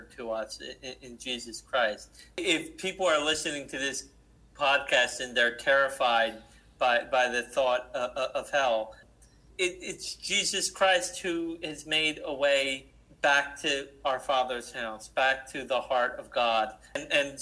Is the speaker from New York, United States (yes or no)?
no; New Jersey, United States; I'm from New Jersey